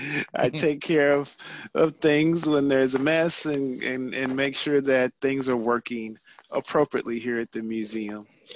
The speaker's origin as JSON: {"language": "English", "town": "St. Louis", "region": "Missouri", "country": "United States", "tie": "born or raised there", "also_born_or_lived": "Monmouth, Illinois", "moved": "as an adult", "lives_now": "Kansas City, United States", "said": "I am originally from St. Louis area, went to high school in East St. Louis, and I am a lifelong St. Louis Cardinals baseball fan. And even though I live here in Kansas City, I've lived here for now 25 years in Kansas City"}